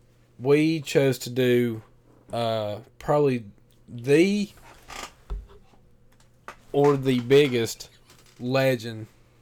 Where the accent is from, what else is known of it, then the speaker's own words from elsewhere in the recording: West Virginia, United States; we are from West Virginia.